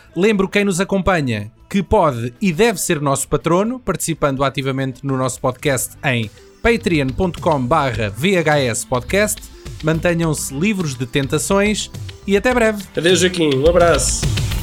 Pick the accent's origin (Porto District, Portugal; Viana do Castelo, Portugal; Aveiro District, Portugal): Aveiro District, Portugal; Anadia; eu sou da Nadia, uh, aquilo é uma pequena cidade